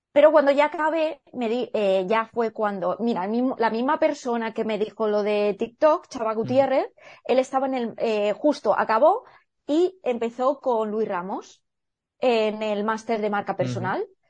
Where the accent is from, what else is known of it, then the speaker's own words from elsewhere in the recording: El Campello, Valencian Community, Spain; moved away as an adult; also born or lived in Edinburgh; podría haberme quedado en mi pueblo, que yo soy de Campello Alicante